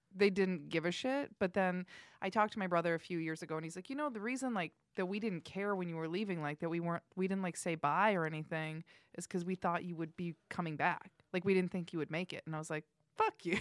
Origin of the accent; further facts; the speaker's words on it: Indiana, United States; moved away as an adult; I'm from Indiana. I moved here to pursue acting.